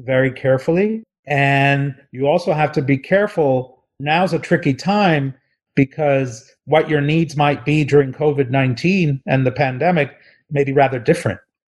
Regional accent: New Jersey, United States; I'm from New Jersey

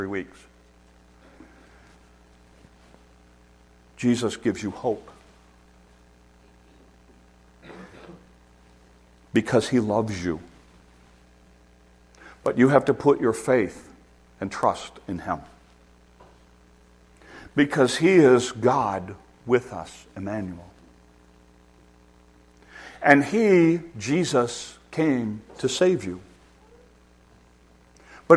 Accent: United States; we're Americans and we're in an American culture

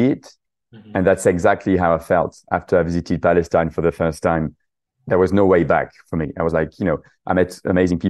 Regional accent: southern France, France; English is a second language; moved away as an adult; also born or lived in Paris / London; I'm actually French. You probably noticed from my accent, from the south of France, but I moved to London when I was 20 years old for work

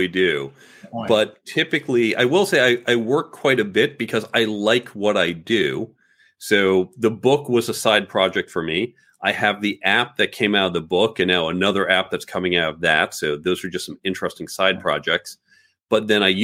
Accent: United States; also born or lived in New York City / Chicago suburbs, Illinois / Manhattan, New York; born in New York City, but grew up primarily in the suburbs of New York and suburbs of Chicago

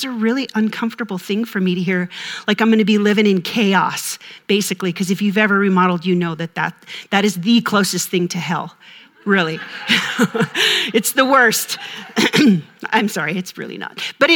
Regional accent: Minnesota, United States; I'm from Minnesota

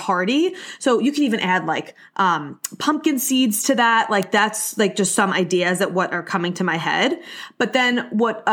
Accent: Long Island, New York, United States; I'm from Long Island. I don't say cookouts. We say barbecue

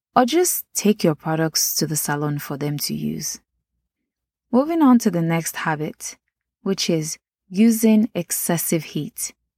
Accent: Nigeria; accent: Nigerian; my Nigerian accent

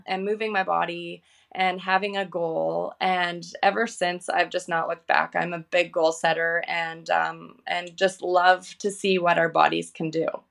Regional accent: Vancouver, British Columbia, Canada; I'm from Vancouver, Canada

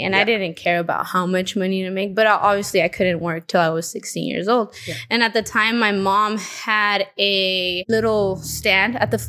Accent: Modesto, California, United States; I was born and raised here in Modesto. I'm 29 years old. I just turned 29.

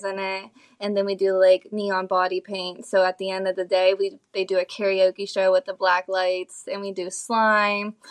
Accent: Ohio, United States; moved away as an adult; now in Naples, United States; leaving my hometown from Ohio. Moving down to Naples

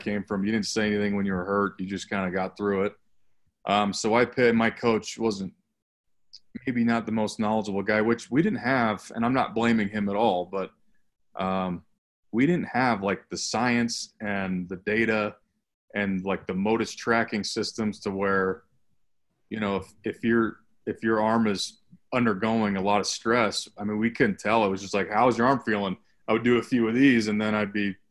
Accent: Highlands Ranch, Colorado, United States; I'm from Highlands Ranch, Colorado, which is about just kind of where I am now, about 25 minutes south of Denver in a suburb

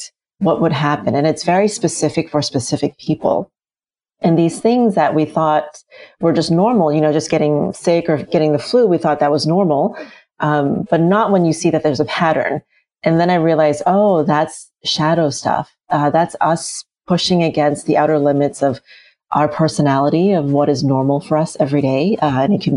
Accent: United States; when we moved to the US, I was a little kid, and we moved into the projects

